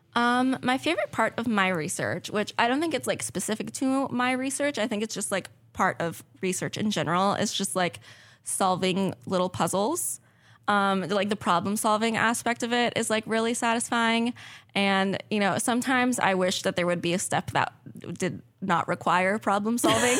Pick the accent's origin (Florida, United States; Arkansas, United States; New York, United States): Florida, United States; South; moved away as an adult; I'm originally from South Florida